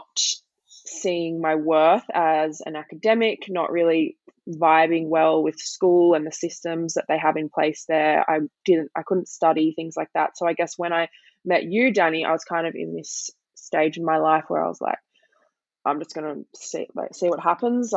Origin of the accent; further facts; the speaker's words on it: Blue Mountains, New South Wales, Australia; I grew up in the Blue Mountains